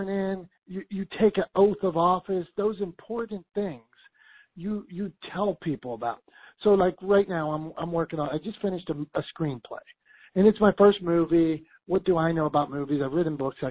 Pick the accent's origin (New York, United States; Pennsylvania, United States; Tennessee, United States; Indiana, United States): Pennsylvania, United States; Pittsburgh; I'm from Pittsburgh